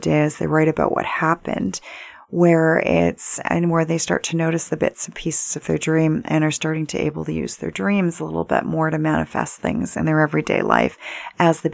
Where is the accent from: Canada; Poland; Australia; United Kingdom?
Canada; Vancouver, British Columbia; Growing up in Vancouver, my dad used to be senior assistant managing editor of Vancouver Sun